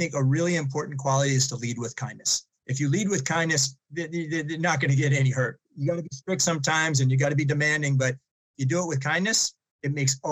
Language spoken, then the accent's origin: English; outside of Boston, Massachusetts, United States; I grew up outside of Boston